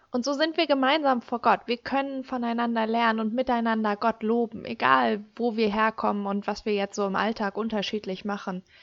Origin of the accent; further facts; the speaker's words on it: Germany; bei uns in Deutschland